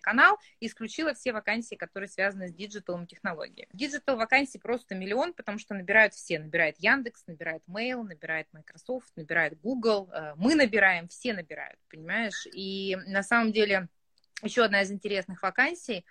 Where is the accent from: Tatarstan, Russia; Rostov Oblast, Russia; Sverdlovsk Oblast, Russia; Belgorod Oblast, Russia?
Sverdlovsk Oblast, Russia; Yekaterinburg; я сама из Екатеринбурга